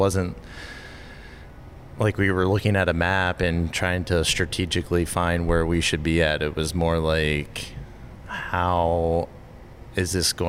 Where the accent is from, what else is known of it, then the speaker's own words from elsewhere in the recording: Greencastle, Pennsylvania, United States; I grew up in Pennsylvania. So just like 10 minutes from here in Greencastle